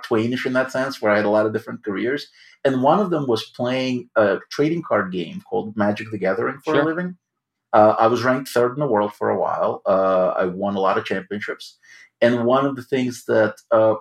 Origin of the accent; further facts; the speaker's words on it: Odesa, Odesa Oblast, Ukraine; English is a second language; now in New York, United States; I grew up in Odessa, Ukraine